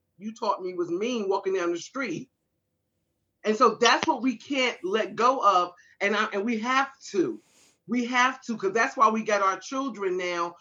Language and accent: English; New Jersey, United States; now in Garrett County, Maryland, United States; I'm originally from New Jersey. So I lived in suburban New Jersey